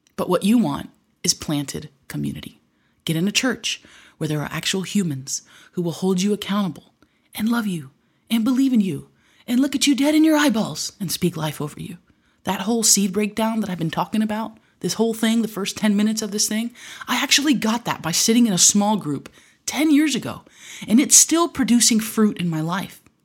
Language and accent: English; Michigan, United States; growing up in Michigan